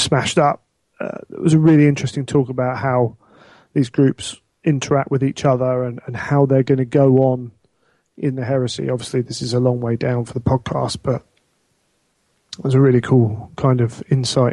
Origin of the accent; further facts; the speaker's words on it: England, United Kingdom; I happen to be English.